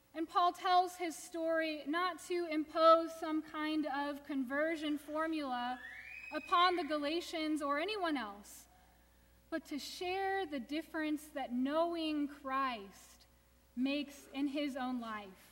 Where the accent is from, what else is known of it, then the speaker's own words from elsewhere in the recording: Houston, Texas, United States; I grew up in Houston, suburban Houston, definitely the South